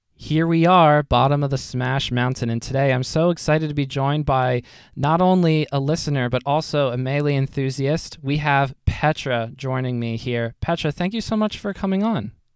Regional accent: United States; I am a very dumb poorly educated American

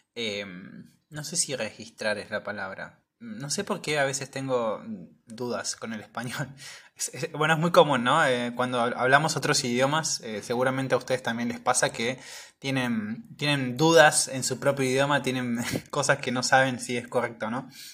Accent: Argentina

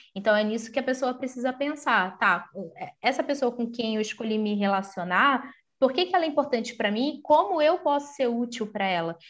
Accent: Rio de Janeiro, Brazil; also born or lived in São Paulo; eu sou do Rio de Janeiro

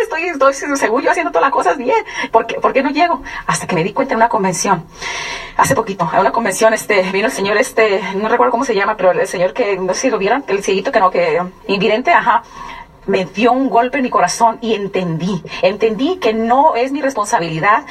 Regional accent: San Luis Río Colorado, Sonora, Mexico; also born or lived in Durango; nací en Sonora, en San Luis Río Colorado, Sonora, pero mi, sangre, mi raza, soy duranguense

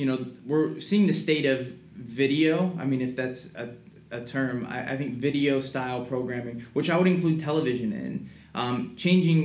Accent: Missouri, United States; now in California, United States; I'm from Missouri. I'm from the Midwest

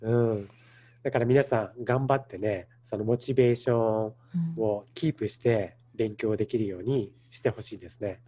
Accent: Japan; now in Los Angeles, United States; 自分の生まれ育った文化

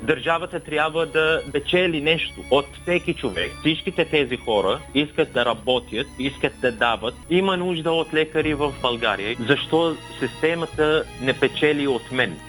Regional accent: Kuwait; Bulgarian is a second language; moved away as an adult; now in Bulgaria; Аз бях роден в Кувейт като лице без гражданство

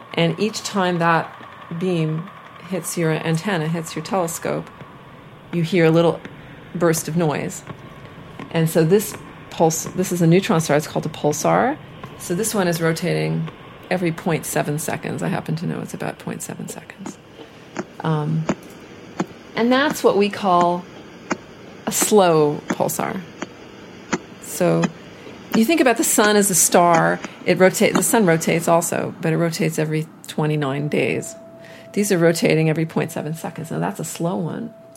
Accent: Montreal, Quebec, Canada; also born or lived in Austin, Texas, United States / United States; I moved to Canada, when, uh, to Montreal, when I was seven years old.

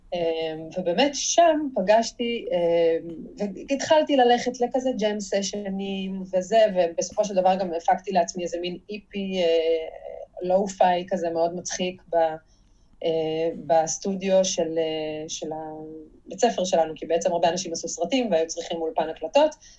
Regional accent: Jerusalem, Jerusalem District, Israel; אני גם ירושלמית

